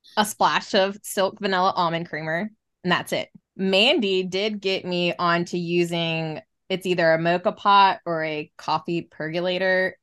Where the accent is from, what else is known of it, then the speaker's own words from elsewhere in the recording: the South, United States; growing up in the South